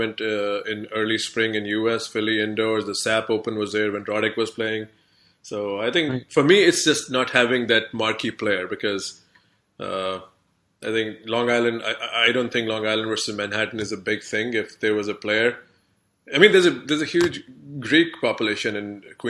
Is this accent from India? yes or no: yes; India; moved away; as an Indian, of course, I haven't lived in India for like, you know, 2 decades now